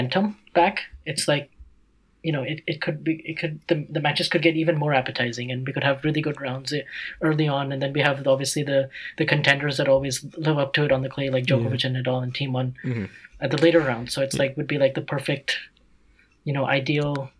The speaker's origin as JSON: {"language": "English", "country": "United States", "said": "being an American"}